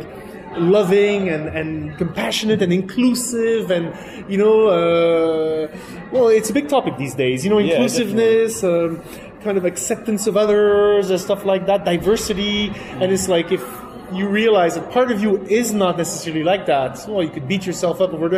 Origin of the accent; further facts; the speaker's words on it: Quebec, Canada; first language French; English is a second language; also born or lived in France; Because I'm originally French from France. I grew up in Quebec, which is French-Canadian